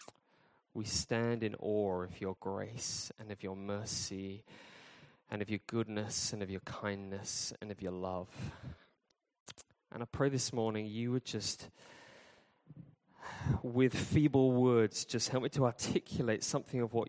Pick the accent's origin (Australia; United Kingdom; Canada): United Kingdom; I'm from Britain